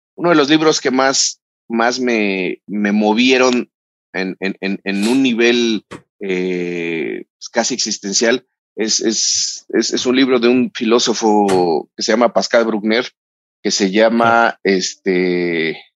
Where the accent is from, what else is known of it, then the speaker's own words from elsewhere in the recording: Mexico; soy mexicano